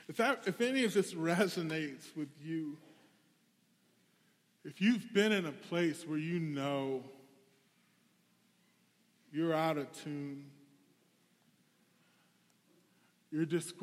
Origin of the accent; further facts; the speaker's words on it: the South, United States; I come from the South. We do these altar calls where it's like, you, come on down.